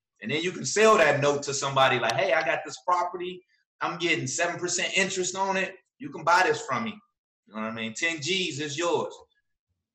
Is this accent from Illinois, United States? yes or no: yes; Chicago, Illinois, United States; moved away; When I first moved here, when people found out I was from Chicago